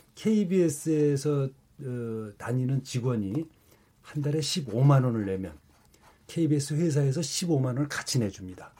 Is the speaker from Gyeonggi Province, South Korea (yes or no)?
no; Gangwon, South Korea; born or raised there